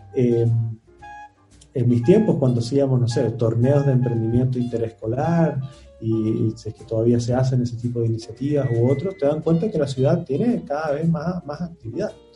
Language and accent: Spanish; Antofagasta, Chile; moved away; Yo nací en Antofagasta